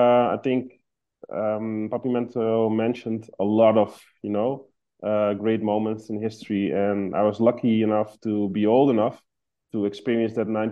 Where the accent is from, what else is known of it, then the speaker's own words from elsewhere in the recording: Amsterdam, North Holland, Netherlands; I was born in Amsterdam